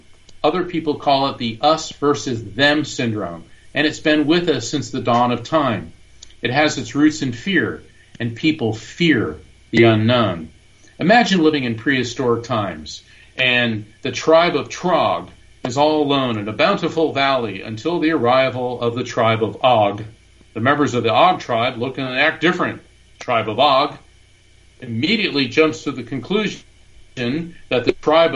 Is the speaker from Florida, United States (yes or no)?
yes; Florida, United States; also born or lived in New Jersey / Orlando; we moved to Florida because he needed to be near the Space Center. And when I was 8 years old, we moved from Orlando to a sleepy seaside beach town on the barrier island of East Coast Central Florida.